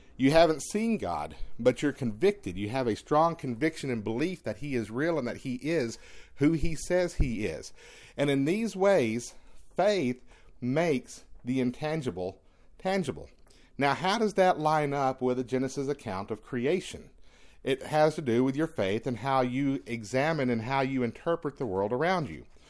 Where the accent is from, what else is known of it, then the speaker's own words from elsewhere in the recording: East Texas, United States; growing up in East Texas, being able to walk beneath the tall tr, the p, tall pine trees